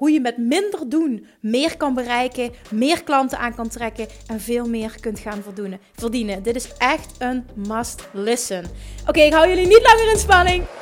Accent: Friesland, Netherlands; now in Arnhem, Netherlands; Eh, in Friesland.

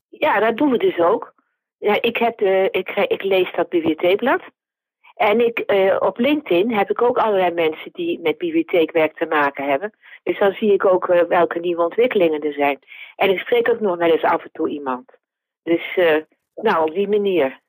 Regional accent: Zwolle, Overijssel, Netherlands; Ik ben een eh, blauwvinger. Dus ik ben geboren in Zwolle en ik woon er nog steeds.

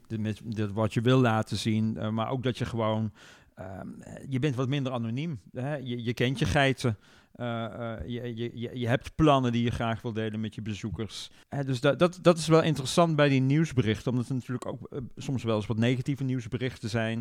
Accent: North Brabant, Netherlands; Brabant, waar ik vandaan kom, als trotse Brabander, is natuurlijk een grote provincie

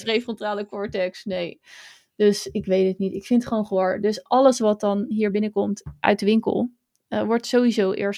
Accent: Hazerswoude-Dorp, South Holland, Netherlands; Want ja, ik kom niet uit Zoetermeer. Ik kom uit Hazerswoude dorp.

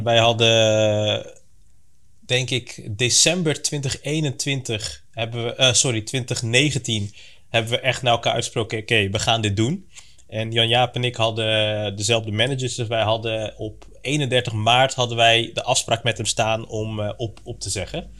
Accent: Breda, North Brabant, Netherlands; moved away as an adult; now in Capelle aan den IJssel, Netherlands; geboren en getogen in Breda, maar sinds nou, een aantal maanden woonachtig in in Capelle aan de IJssel

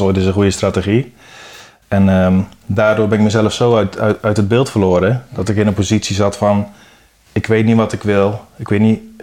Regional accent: Sprang-Capelle, North Brabant, Netherlands; also born or lived in Dirksland, South Holland / Hoogvliet, Rotterdam; Toen verhuisd naar Sprankapelle. En daar woon ik nu ook

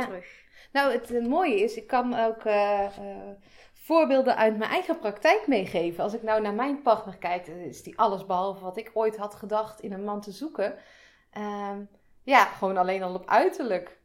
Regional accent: a village near Breda, North Brabant, Netherlands; ik kom uit Breda. Daar ben ik in een dorpje in de buurt opgegroeid

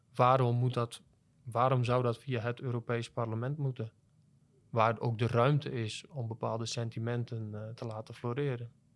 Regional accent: Netherlands; als Nederlanders

